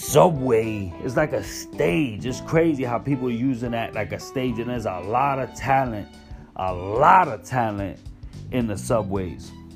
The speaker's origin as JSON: {"language": "English", "town": "New York City", "region": "New York", "country": "United States", "tie": "born or raised there", "said": "being a New Yorker, being here when the towers hit, being in Manhattan when they hit. I was in Manhattan in school, in high school"}